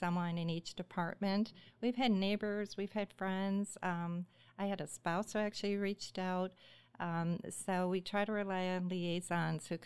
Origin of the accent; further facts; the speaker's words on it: Midwest, United States; born and raised in the Midwest